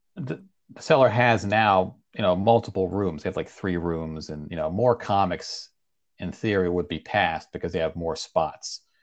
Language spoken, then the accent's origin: English; Leesburg, Virginia, United States; also born or lived in Iran; I'm from Northern Virginia. Leesburg is where I grew up.